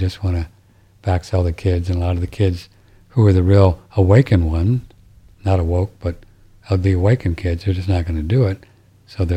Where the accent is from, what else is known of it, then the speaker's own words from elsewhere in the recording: St. Louis, Missouri, United States; And I grew up in St. Louis listening to Harry Carey.